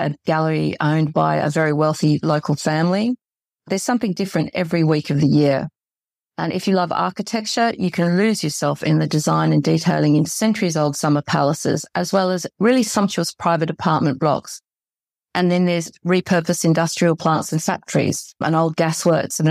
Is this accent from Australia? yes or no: yes; Australia; moved away as an adult; now in Istanbul, Turkey; the suburb I grew up in Australia